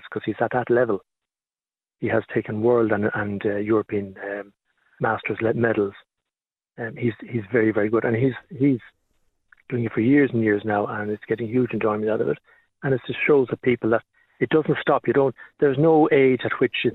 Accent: Dublin, Leinster, Ireland; moved away as an adult; now in Mullingar, Ireland; I'm originally from Dublin, so I obviously don't have the local accent

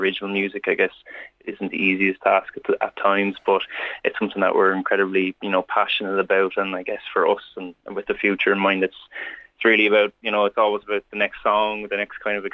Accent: Wexford, Leinster, Ireland; now in Dublin, Ireland; we're all from Wexford. We all know each other from growing up together in Wexford and in the southeast.

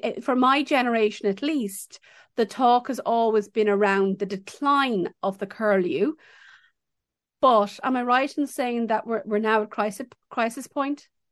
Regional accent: Ireland; growing up in Ireland

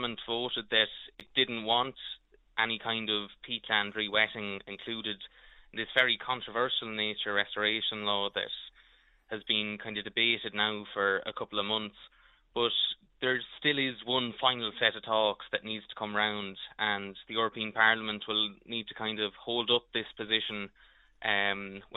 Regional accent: Crookedwood, Leinster, Ireland; I'm a Crooked Wood man myself

